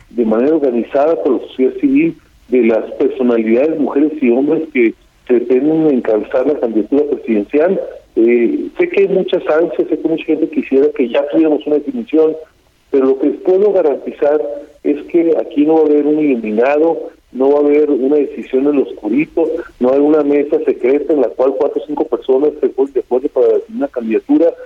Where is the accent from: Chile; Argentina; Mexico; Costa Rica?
Mexico; de nuestro futuro como mexicanos.